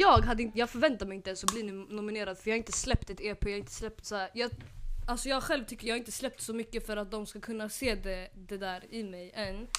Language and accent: Swedish; Nyköping, Södermanland, Sweden; jag kom från Nyköping.